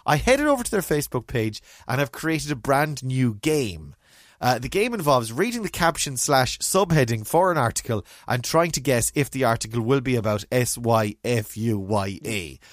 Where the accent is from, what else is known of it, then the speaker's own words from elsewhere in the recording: Mayo, Connacht, Ireland; also born or lived in Galway; I remember growing up in Mayo